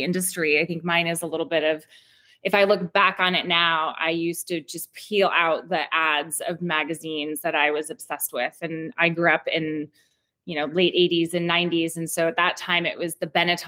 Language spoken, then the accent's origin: English; Seattle, Washington, United States; now in Portland, United States; I'm originally from Seattle